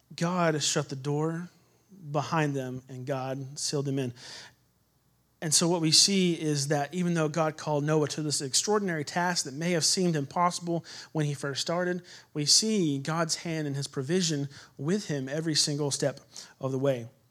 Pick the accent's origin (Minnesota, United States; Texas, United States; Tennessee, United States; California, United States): Texas, United States; I'm from Texas